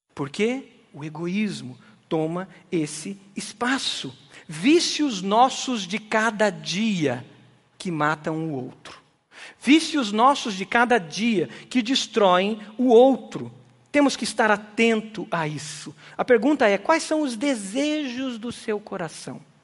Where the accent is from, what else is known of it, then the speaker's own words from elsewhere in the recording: Brazil; Nós, como brasileiros